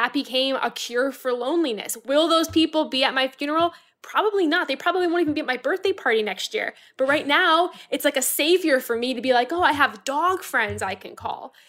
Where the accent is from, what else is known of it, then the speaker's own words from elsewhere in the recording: Florida, United States; now in New York, United States; I'm from Florida.